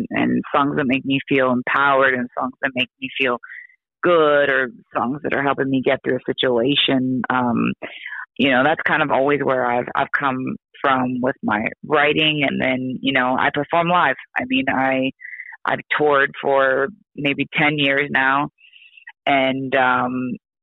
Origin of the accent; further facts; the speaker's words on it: Oregon, United States; I'm from Oregon